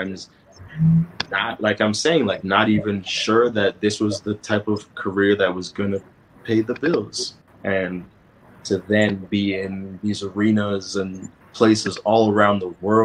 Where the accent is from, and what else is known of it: Toronto, Ontario, Canada; born or raised there